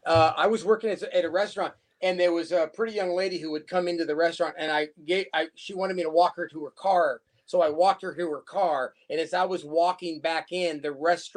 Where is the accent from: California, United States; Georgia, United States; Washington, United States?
California, United States; Bloomington; in Bloomington, where I grew up here in California. It's out down the 10 freeway near Fontana.